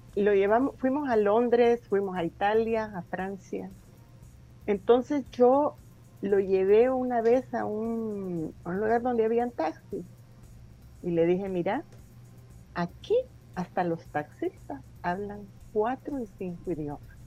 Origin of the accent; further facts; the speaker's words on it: El Salvador; moved away as an adult; also born or lived in United States; muchos salvadoreños